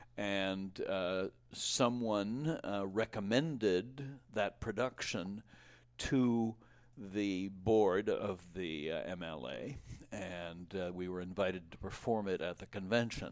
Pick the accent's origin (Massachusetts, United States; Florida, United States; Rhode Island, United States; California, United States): Rhode Island, United States; Providence; moved away; I was born in Rhode Island